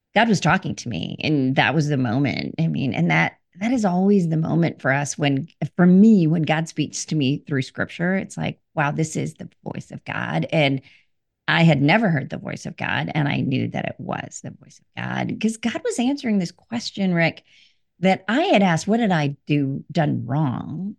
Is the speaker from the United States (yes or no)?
no; India; I was born in India